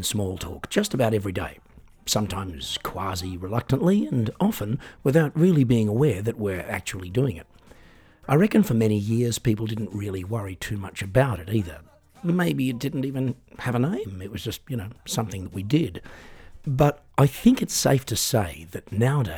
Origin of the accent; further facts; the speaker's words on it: Australia; now in Germany; I'm an Australian singer-songwriter, piano entertainer, comedian and podcaster, currently living in Germany